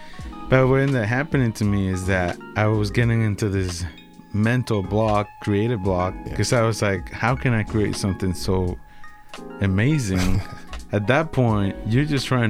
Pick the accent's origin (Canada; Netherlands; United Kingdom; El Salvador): El Salvador; moved away as an adult; also born or lived in Alaska, United States; now in Boston, United States; Long story short, I was born in El Salvador. Then I moved to the U.S. when I was 18. Uh-huh. My home state was it was Alaska. I joined the military and traveled a little bit to Asia.